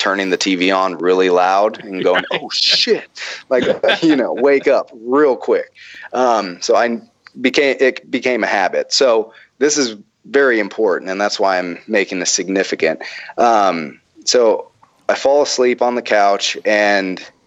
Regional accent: the Bible Belt, United States; I'm from the Bible Belt

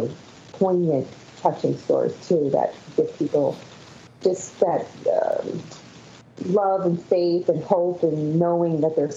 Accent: Wantage, New Jersey, United States; I'm from Wantage, New Jersey, in Suffolk County

